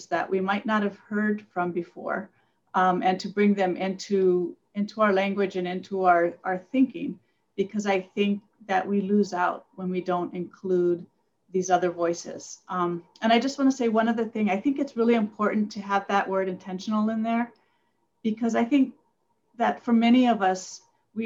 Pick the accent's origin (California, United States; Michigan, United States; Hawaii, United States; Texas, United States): Hawaii, United States; moved away; also born or lived in Asia / Micronesia; I grew up in Hawaii